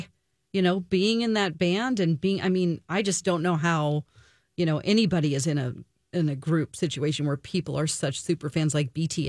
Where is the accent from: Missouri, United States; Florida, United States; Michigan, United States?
Missouri, United States; Springfield; That was in Springfield, Missouri, my hometown.